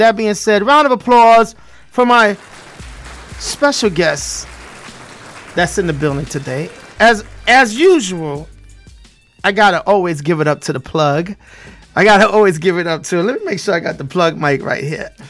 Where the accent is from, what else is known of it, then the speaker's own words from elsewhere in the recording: New York City, New York, United States; accent: Brooklyn; You know, I'm from Brooklyn